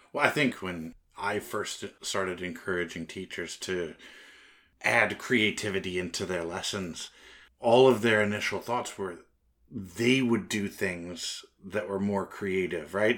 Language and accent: English; United States; I'm American